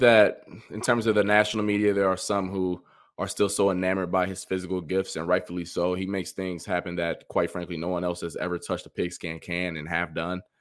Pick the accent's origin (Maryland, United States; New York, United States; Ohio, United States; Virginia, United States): Ohio, United States; I'm from Ohio